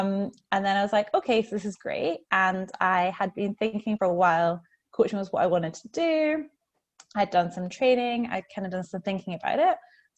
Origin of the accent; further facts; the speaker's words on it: Scotland, United Kingdom; also born or lived in New Zealand; now in Melbourne, Australia; I'm a Scottish Kiwi living in Melbourne.